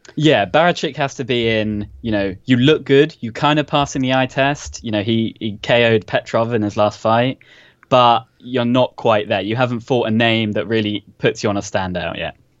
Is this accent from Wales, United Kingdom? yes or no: no; London, United Kingdom; accent: posh; now in Southampton, United Kingdom; originally from London